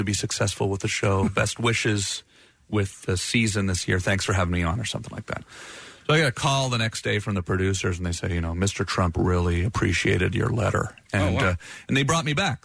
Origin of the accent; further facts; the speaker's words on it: Canada; I'm Canadian